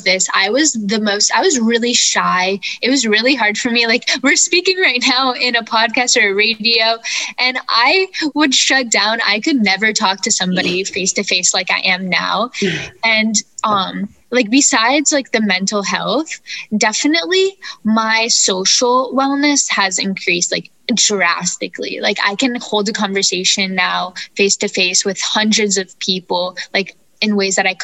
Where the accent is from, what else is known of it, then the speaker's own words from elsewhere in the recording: Florida, United States; I am from Florida